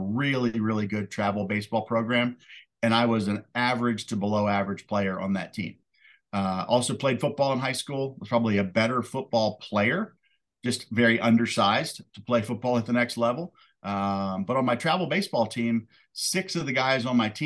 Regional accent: D.C., Maryland, United States; moved away as an adult; also born or lived in Hampton, Virginia; now in Daytona Beach, United States; I was born and raised in Maryland, right outside of Washington, D.C.

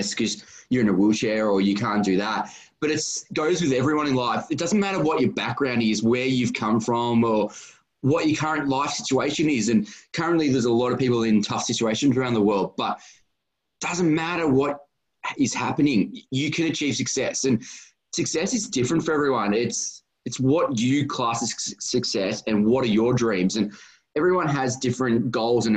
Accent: Australia; I grew up and live in Australia

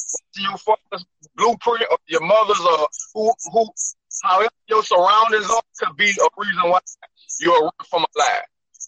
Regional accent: Port Allen, Louisiana, United States; also born or lived in Baton Rouge, Louisiana; From 5 to 17, I lived in Port Allen, Louisiana

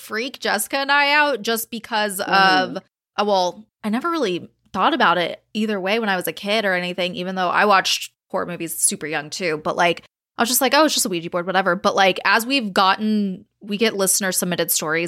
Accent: California, United States; now in Alaska, United States; We're both from California too. And even that cemetery where I grew up was right there

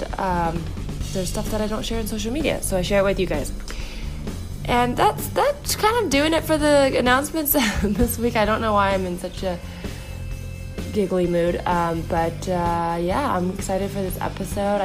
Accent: the Bay Area, California, United States; I grew up in the Bay, so it's like, you know, Mountain View, Palo Alto, all

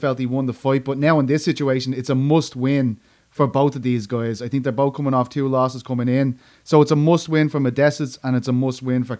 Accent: Ireland; But of course, I'm Irish, just to clarify that before anyone lets their imagination run away with them.

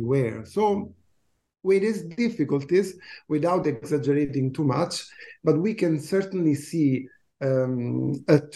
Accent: Italy; moved away as an adult; now in Canada; I teach in Canada. I moved here in 2009, but I come from Italy

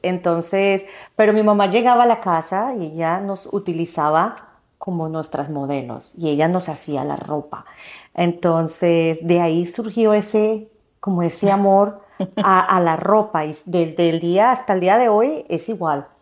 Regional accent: Colombia; moved away as an adult; also born or lived in Nebraska, United States; now in United States; soy de Colombia. Eh, me vine para Estados Unidos en el 2006 a empezar una carrera de diseño gráfico

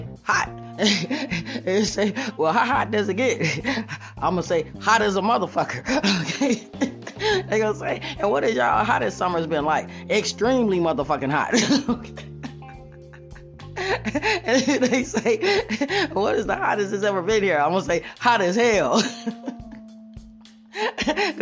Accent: Las Vegas, Nevada, United States; I'm from Vegas.

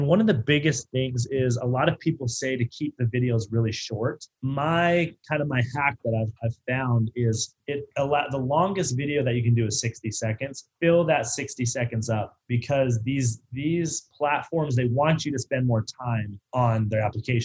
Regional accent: Beaverlodge, Alberta, Canada; now in Irvine, United States; I grew up in a small town in Beaver Lodge, Alberta, Northern Alberta

